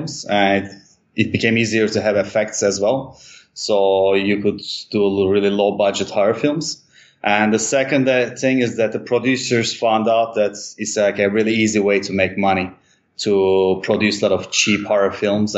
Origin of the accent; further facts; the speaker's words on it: Istanbul, Turkey; also born or lived in Europe / United States / Mexico / Thailand; I grew up in Istanbul till I was 17, and then I moved abroad